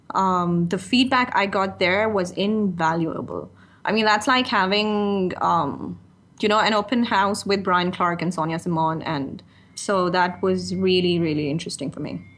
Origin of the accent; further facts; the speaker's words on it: Pakistan; first language Urdu; moved away as an adult; now in Dubai, United Arab Emirates; I was born in Pakistan, it's my second language